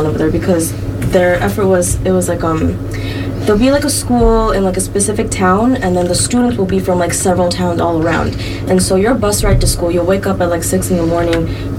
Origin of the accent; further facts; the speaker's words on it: Bangladesh; now in Connecticut, United States; I live in Connecticut. They know even less. I would say I'm from Bangladesh